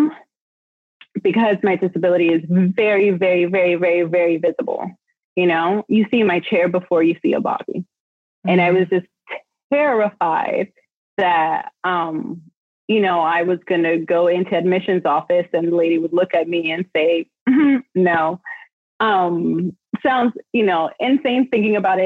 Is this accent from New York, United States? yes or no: yes; New York City, New York, United States; I was born and raised in New York City